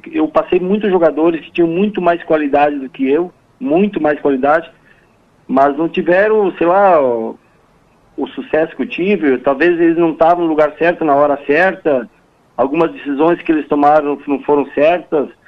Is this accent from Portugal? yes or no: no; Rio Grande do Sul, Brazil; nós como gaúchos, e principalmente aqueles que estão fora do estado, nós somos muito bairristas e a gente valoriza, a gente gosta das coisas nossas.